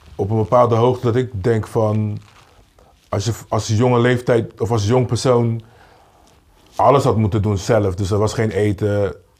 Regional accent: Rotterdam, South Holland, Netherlands; Ik kom van Kruiskade, dus dan, als je een kleine jongen bent je hebt niet een omgeving waar iemand zegt dat kan je niet doen.

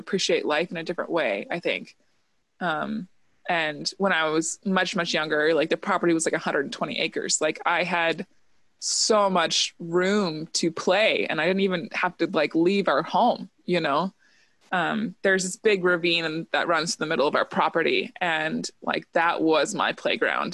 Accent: Bitterroot, Montana, United States; now in Portland, United States; I am a 6th-generation Bitterrooter. 6 generations born and raised in Montana

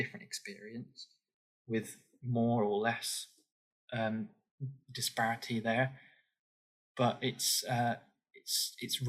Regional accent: Forest of Dean, South West England, United Kingdom; moved away as an adult; now in London, United Kingdom; I grew up in the Forest of Dean, a very unique area of England, with a very unique identity

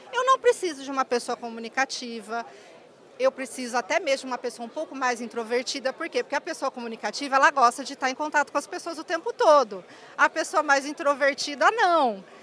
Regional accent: Mococa, São Paulo, Brazil; also born or lived in Campinas; now in Ribeirão Preto, Brazil; eu nasci em Ribeirão Preto, é, mas eu fui criada em Mococa, eu morei em Mococa, interior de São Paulo, até os 17 anos

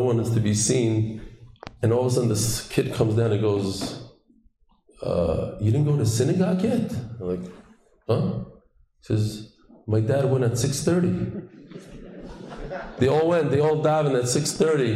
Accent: New York, United States; also born or lived in Lakewood, New Jersey; now in Israel; I grew up in New York

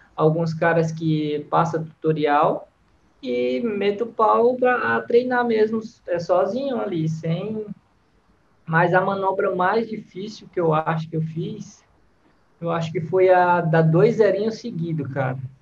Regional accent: Fortaleza, Ceará, Brazil; accent: Ceará / Fortaleza accent; moved away as an adult; now in Santa Catarina, Brazil; Sou natural de Fortaleza, lá do Ceará. E atualmente estou morando em Santa Catarina

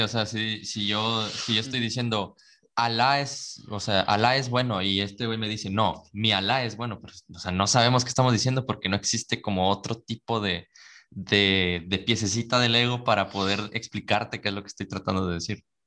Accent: Veracruz, Mexico; nosotros somos de Veracruz

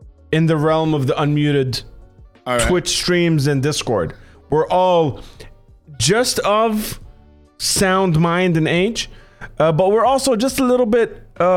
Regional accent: Doha, Qatar; Because for me, growing up in Doha, my instinct was, how do I record music?

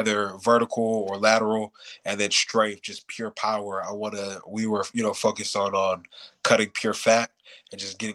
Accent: New York City, New York, United States; moved away as an adult; also born or lived in Hayward, California; I was born in Brooklyn

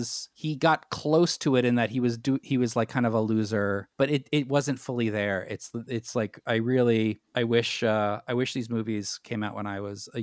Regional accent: New York City, New York, United States; as a young boy growing up in New York City

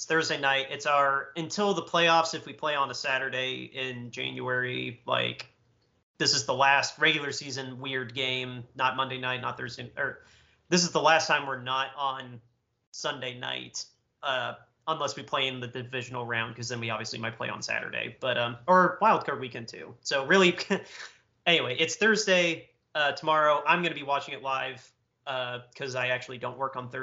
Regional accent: Indiana, United States; from my home state of Indiana

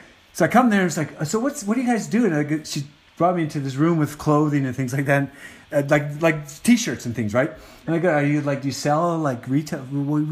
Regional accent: Calgary, Alberta, Canada; I grew up in Calgary

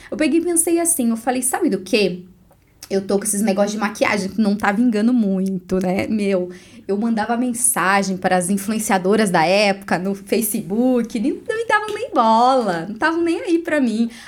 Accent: Bernardino de Campos, São Paulo, Brazil; moved away as an adult; now in Guarapuava, Brazil; Eu sou do interior de São Paulo. Ah, Bernardino de Campos, uma cidadezinha bem pequena, 8 mil habitantes. E aí eu saí de lá, fui para uma cidade vizinha um pouco maior, chamada Varé, que foi onde eu estudei. E aí vim para Guarapuava para fazer faculdade.

